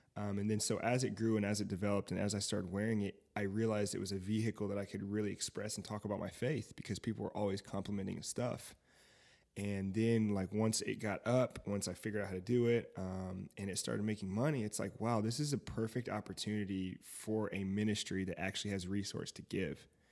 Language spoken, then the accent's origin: English; Fayetteville, North Carolina, United States; moved away; also born or lived in Seymour, Indiana / Indianapolis, Indiana; I'm from Fayetteville, North Carolina